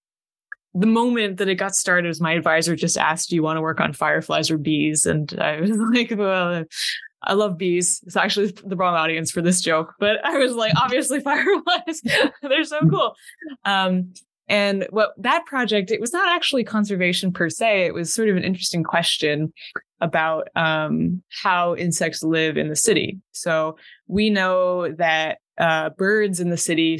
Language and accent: English; Idaho, United States; moved away; I'm from Idaho